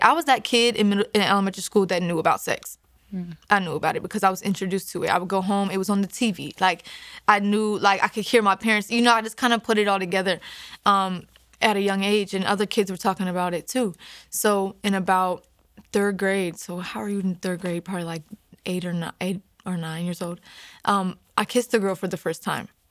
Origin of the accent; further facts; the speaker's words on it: Hagerstown, Maryland, United States; I'm from Hagerstown, Maryland